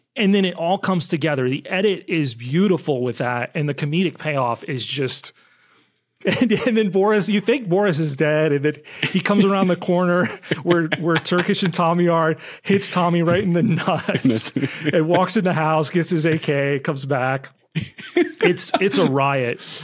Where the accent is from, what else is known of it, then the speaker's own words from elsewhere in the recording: United States; as an American